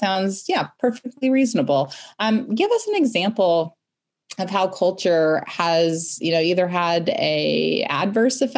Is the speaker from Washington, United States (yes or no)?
yes; Seattle, Washington, United States; moved away as an adult; now in United Kingdom; I come from Seattle